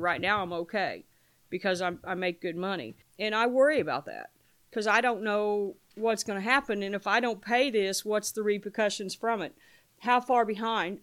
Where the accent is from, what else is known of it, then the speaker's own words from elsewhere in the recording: Paoli, Indiana, United States; now in New Albany, United States; I'm from New Albany, originally from Paoli, Indiana